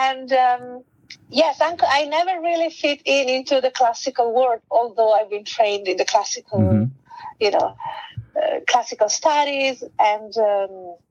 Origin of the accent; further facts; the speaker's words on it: Italy; first language Italian; English is a second language; moved away as an adult; also born or lived in London / Thailand; my first language is Italian, mm-hmm. and then English